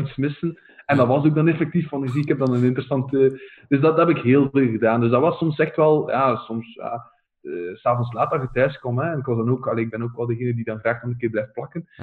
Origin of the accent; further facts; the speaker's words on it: Oudenaarde, Flanders, Belgium; ik ben zelf van Oudenaarde